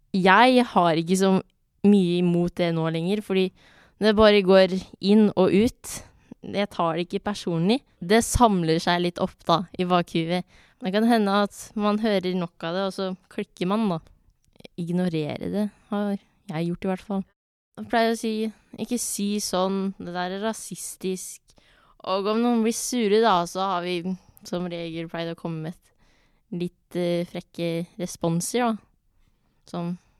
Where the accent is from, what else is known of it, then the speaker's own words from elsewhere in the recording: Norway; jeg er født og oppvokst i Norge